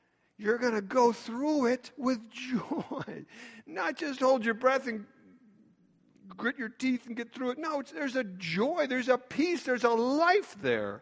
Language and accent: English; Chicago, Illinois, United States; I'm from Chicago